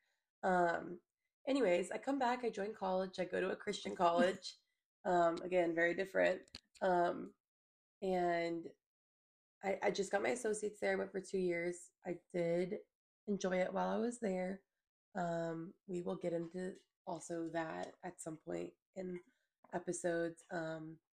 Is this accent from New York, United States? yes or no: no; Mount Pleasant, South Carolina, United States; I was born and raised in Charleston, Mount Pleasant, specifically South Carolina.